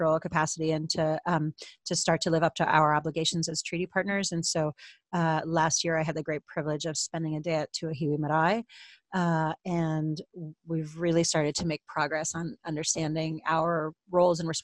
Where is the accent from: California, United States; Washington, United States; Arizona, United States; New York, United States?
New York, United States; New York City; accent: American; moved away as an adult; now in New Zealand; I was born and bred in New York City in the United States and that is my heritage.